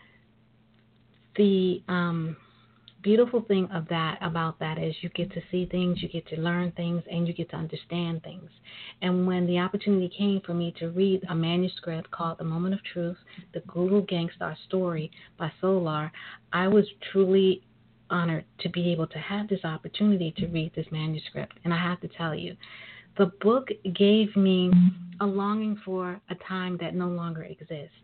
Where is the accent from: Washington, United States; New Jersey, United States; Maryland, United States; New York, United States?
New York, United States; New York City; I am a native of New York. I'm a sister from Brooklyn.